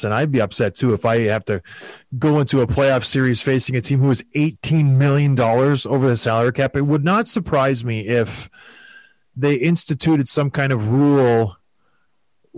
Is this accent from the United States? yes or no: no; St. Catharines, Ontario, Canada; moved away; I grew up in St. Catharines, and there was a university right next to us called Brock University